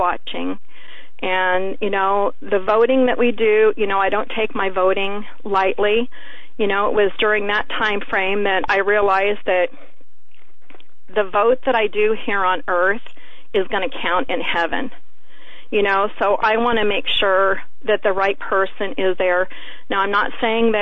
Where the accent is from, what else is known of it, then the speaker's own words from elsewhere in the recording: Alaska, United States; I'm from Alaska, so I'm outspoken like Sarah Palin